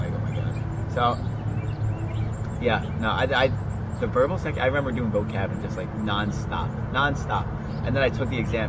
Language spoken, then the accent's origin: English; Long Island, New York, United States; we are from Long Island, too.